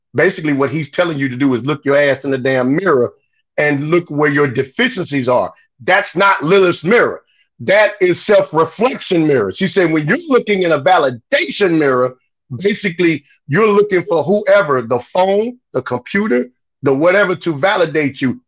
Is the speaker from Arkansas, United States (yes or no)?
no; Chicago, Illinois, United States; also born or lived in Miami; I was born in Miami and grew up in Chicago